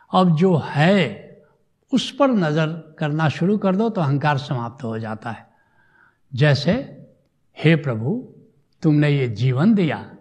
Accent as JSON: {"language": "Hindi", "country": "India", "said": "मैं भारत का रहने वाला हूँ"}